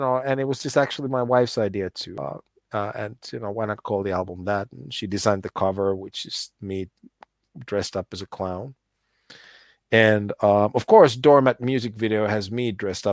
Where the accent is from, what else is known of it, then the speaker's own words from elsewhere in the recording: United States; I grew up in the States and my dad was very Finnish